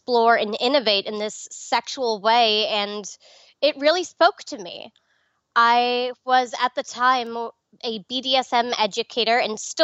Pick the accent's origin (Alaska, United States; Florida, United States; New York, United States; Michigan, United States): New York, United States; Nassau County, Long Island; now in Nevada, United States; I grew up in Nassau County